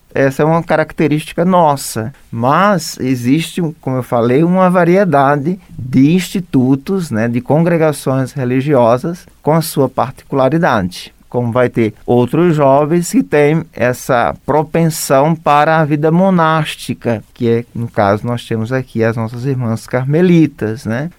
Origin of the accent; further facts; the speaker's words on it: Alagoas, Brazil; moved away as an adult; also born or lived in Rondônia; now in Pouso Alegre, Brazil; Eu sou de Alagoas